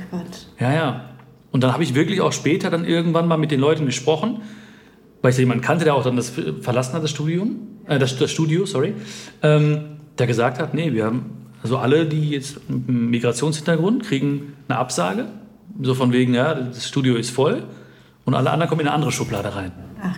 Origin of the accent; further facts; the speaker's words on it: India; Ich habe damals gesagt, ja, Indien. Ich bin dunkler, weil da, wo ich herkomme, da scheint mehr die Sonne